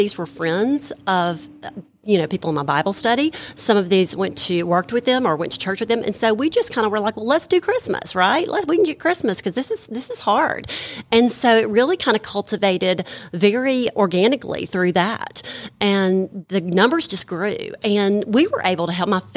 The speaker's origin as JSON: {"language": "English", "town": "Madison", "region": "Mississippi", "country": "United States", "also_born_or_lived": "Jackson, Mississippi", "said": "I'm from Jackson, Mississippi. Well, Madison, Mississippi."}